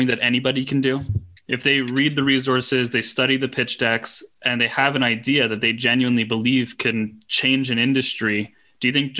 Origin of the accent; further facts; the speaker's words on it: Montreal, Quebec, Canada; moved away as an adult; also born or lived in United Kingdom / New York City; I'm from Montreal, but I spent most of my career abroad in the UK and in New York City. And then when I moved back here